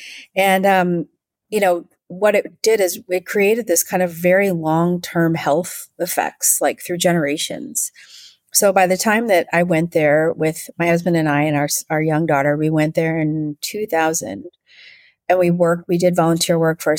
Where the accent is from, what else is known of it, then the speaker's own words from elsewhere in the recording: Wisconsin, United States; moved away as an adult; also born or lived in Southern California; now in Vancouver, Canada; I grew up in a state called Wisconsin. In the U.S